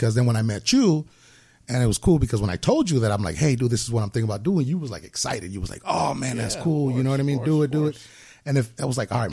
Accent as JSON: {"language": "English", "town": "Los Angeles", "region": "California", "country": "United States", "tie": "born or raised there", "said": "I was originally born down in Los Angeles here in California. I grew up in South Central for most of my life"}